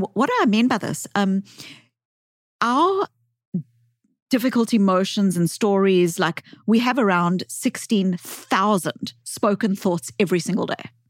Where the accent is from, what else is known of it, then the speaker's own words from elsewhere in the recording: South Africa; accent: South African; I grew up as a white child in the white suburbs of apartheid South Africa